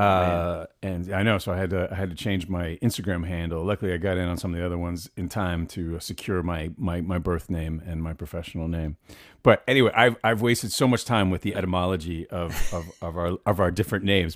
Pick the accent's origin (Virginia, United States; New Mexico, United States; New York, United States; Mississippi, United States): New York, United States; New York City; I grew up in Manhattan